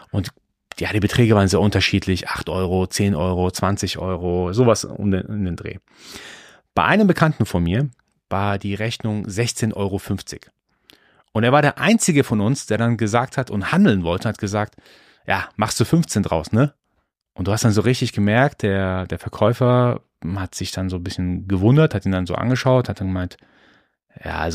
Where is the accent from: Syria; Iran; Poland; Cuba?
Iran; born there; Also ich bin, ich bin gebürtiger Perser, gebürtiger Iraner. Für uns ist Bazaar-Life wirklich völlig normal.